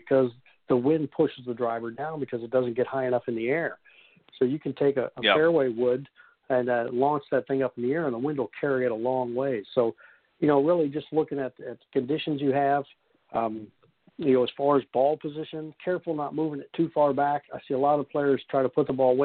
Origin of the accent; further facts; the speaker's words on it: Kansas, United States; moved away; I grew up in Kansas